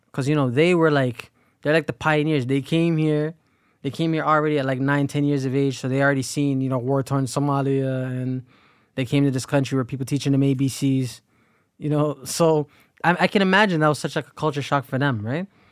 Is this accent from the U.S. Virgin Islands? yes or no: no; Canada; we're all born in this country